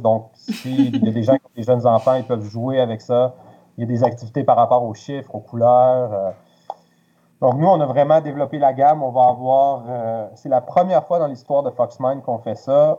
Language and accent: French; Quebec City, Quebec, Canada; moved away as an adult; now in Montreal, Canada; je suis originaire de Québec